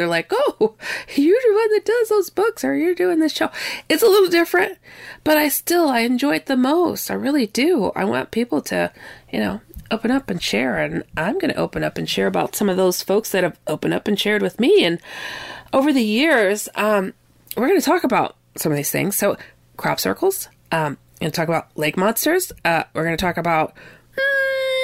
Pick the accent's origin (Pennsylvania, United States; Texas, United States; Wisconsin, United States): Wisconsin, United States; also born or lived in California; where I was raised, though I'm from California. I was raised mostly in Wisconsin